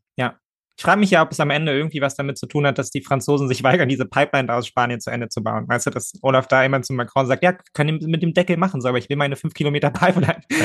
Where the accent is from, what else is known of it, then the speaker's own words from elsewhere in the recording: Germany; ich bin Deutscher